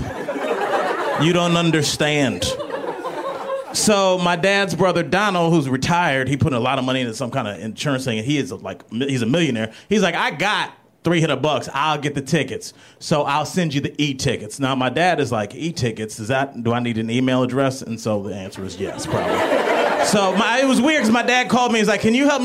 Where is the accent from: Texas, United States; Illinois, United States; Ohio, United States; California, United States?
Ohio, United States; Cleveland; moved away; I'm from Cleveland originally